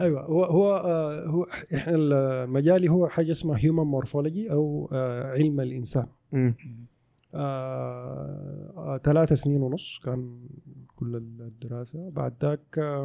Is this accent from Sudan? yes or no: yes; Sudan; also born or lived in Khartoum; now in Saudi Arabia; في السودان عندنا